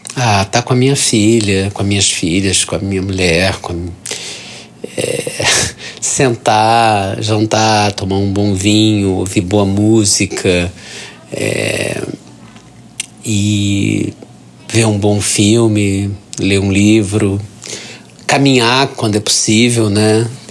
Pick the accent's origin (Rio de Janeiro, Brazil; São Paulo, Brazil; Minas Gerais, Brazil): Rio de Janeiro, Brazil; sou carioca, tenho 59 anos